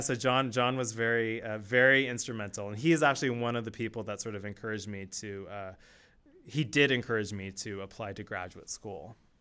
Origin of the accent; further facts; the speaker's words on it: Palo Alto, California, United States; when I was growing up, I grew up in Palo Alto